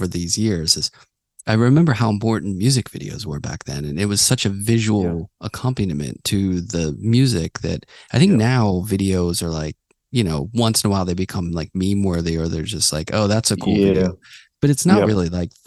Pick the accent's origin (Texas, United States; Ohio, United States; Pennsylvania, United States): Pennsylvania, United States; Pittsburgh; I grew up in Pittsburgh.